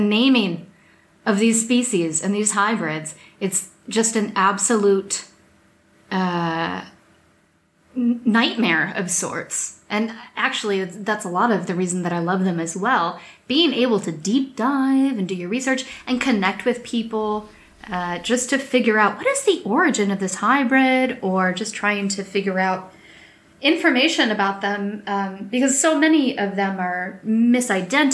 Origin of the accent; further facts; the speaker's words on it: United States; now in Europe; I'm American and I live here in Europe